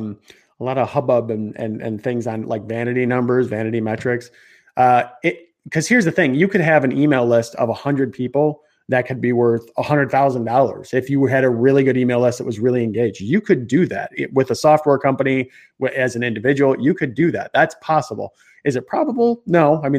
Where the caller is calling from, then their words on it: Chicago, Illinois, United States; I'm in Chicago, so I don't know. Probably I got a little bit of an accent going.